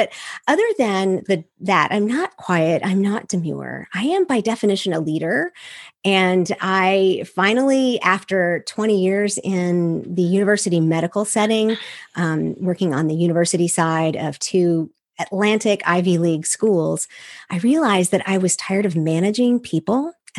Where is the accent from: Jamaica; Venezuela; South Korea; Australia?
South Korea; Seoul; I'm a missionary kid. I grew up overseas from the United States. I grew up in Seoul, Korea, which gives you a really unique view of the world.